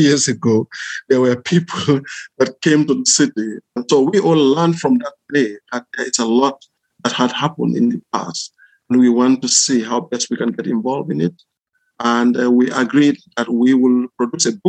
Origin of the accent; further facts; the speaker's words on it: Gambia; moved away as an adult; also born or lived in Ireland; now in Southampton, United Kingdom; I was born in Gambia. I went to school in Gambia, did my college in Gambia